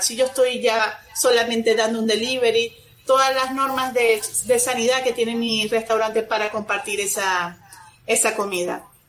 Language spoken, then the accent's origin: Spanish; Venezuela; moved away as an adult; now in Monterrey, Mexico; soy venezolana, tengo aquí en Monterrey, México, más de 13 años ya